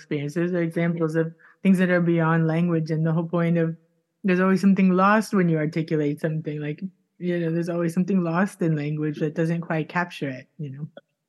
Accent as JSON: {"language": "English", "town": "Miami", "region": "Florida", "country": "United States", "tie": "born or raised there", "moved": "yes", "said": "I grew up in Miami, so I had Spanish, and then I thought I lost it because I didn't live in Miami for 15 years. But then since I've been learning Swedish, all the Spanish is coming back."}